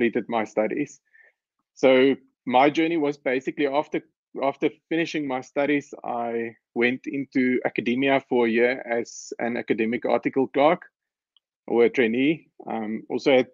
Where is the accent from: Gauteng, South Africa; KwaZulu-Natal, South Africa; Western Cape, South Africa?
Gauteng, South Africa; Pretoria; So I grew up in Pretoria. I went to school in Pretoria